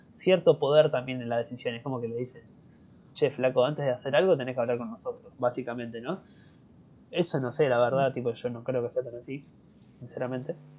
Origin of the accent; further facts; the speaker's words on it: Argentina; acá en Argentina